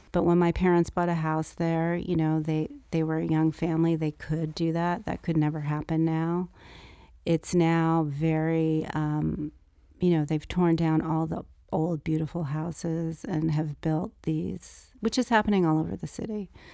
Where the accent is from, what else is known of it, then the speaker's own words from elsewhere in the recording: Los Angeles, California, United States; growing up in Brentwood and being a native of California and growing up in Los Angeles